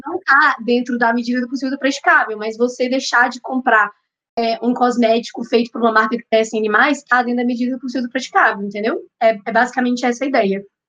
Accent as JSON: {"language": "Portuguese", "town": "Belo Horizonte", "region": "Minas Gerais", "country": "Brazil", "said": "sou mineira, sou de BH"}